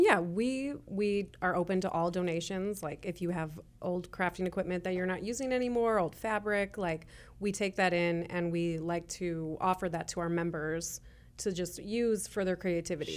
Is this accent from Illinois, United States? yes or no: yes; Chicago, Illinois, United States; moved away as an adult; now in Kansas City, Kansas, United States; we're originally from Chicago.